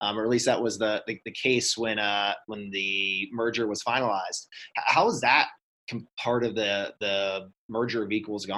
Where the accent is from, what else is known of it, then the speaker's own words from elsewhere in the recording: Southeast, United States; Growing up in the Southeast, both brands, SunTrust and BB&T, are pretty iconic for me.